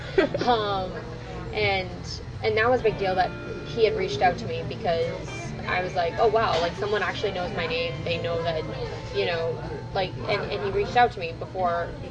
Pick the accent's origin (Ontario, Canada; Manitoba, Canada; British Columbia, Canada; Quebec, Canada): Ontario, Canada; Toronto; I'm a comedian uh, in Toronto right now. Uh, I'm from Toronto as well